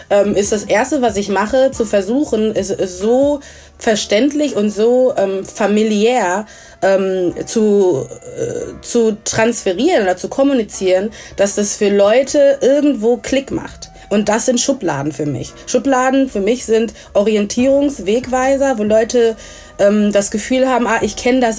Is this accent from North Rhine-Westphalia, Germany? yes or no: yes; Essen, North Rhine-Westphalia, Germany; ich bin in Essen aufgewachsen, komme aus Ghana, und genau